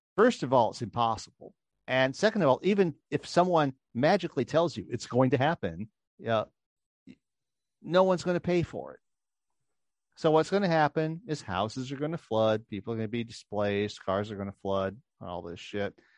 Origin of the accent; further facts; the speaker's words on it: New Orleans, Louisiana, United States; I grew up in New Orleans